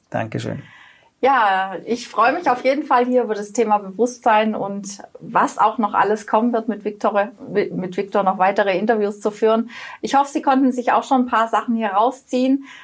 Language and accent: German; Baden-Württemberg, Germany; Kommt bei mir gleich als Schwabe, Schaffe, Schaffe, Häusle